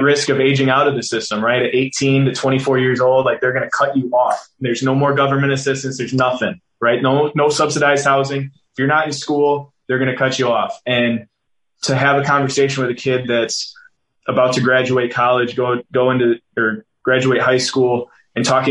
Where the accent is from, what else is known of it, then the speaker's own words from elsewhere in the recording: Green Bay, Wisconsin, United States; moved away as an adult; also born or lived in Oakland / Las Vegas; I was a mixed kid growing up in Green Bay, Wisconsin